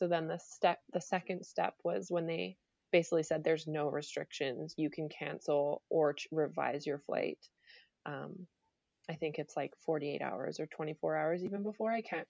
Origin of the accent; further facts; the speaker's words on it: England, United Kingdom; born there; just because I was born in England. So I had been there before.